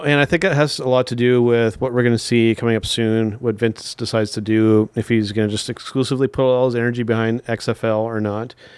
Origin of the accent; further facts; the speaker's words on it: Canada; As a Canadian